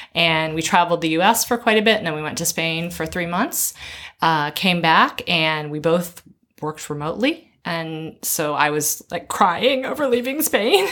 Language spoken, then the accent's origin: English; Maryland, United States; moved away as an adult; also born or lived in North Carolina / Tennessee / Georgia / Florida; now in Shanghai, China; Maryland is my. That's where I spent my most of my childhood